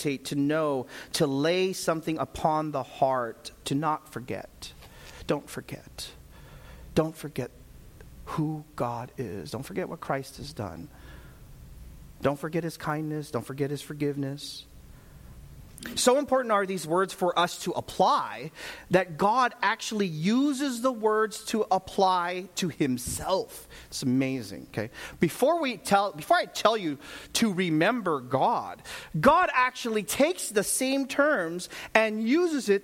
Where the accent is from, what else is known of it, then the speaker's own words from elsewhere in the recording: Vallejo, California, United States; I grew up right in Vallejo